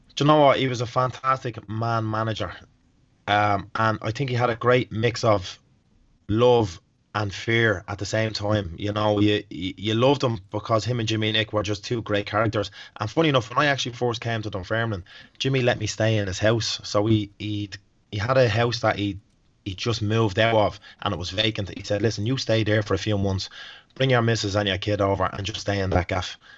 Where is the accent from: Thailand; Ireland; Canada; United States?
Ireland; Dublin, Leinster; moved away; I'm actually from Dublin